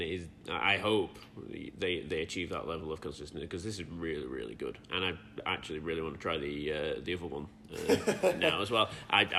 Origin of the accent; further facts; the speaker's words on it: Yorkshire and the Humber, United Kingdom; I'm from Yorkshire.